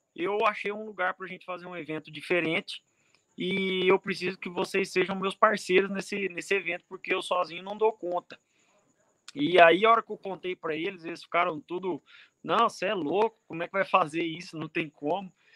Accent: Cuiabá, Mato Grosso, Brazil; eu sou de Cuiabá, eu sou natural de Cuiabá

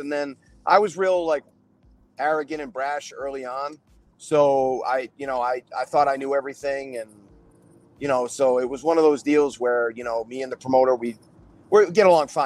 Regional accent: Swansea, Massachusetts, United States; I grew up in Swansea, 20 minutes away from New Bedford

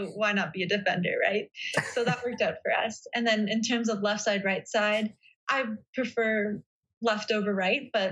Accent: Vancouver, British Columbia, Canada; I'm from Vancouver

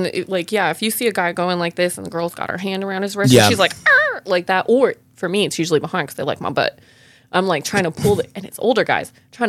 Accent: California, United States; now in Tulsa, United States; I don't understand why my mom didn't like it here in Tulsa, but I love it here. And I'm originally from California.

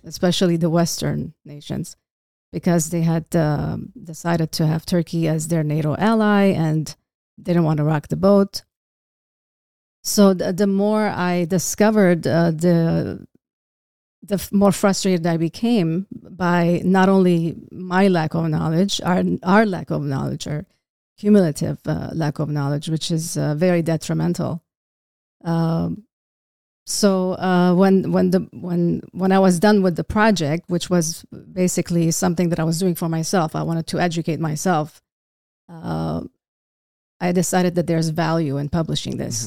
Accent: Beirut, Beirut Governorate, Lebanon; now in California, United States; I was, uh, born in Beirut

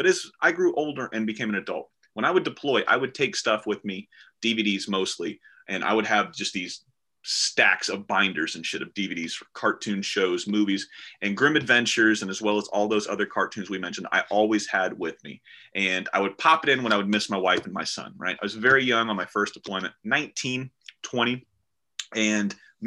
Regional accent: the South, United States; I'm from the South

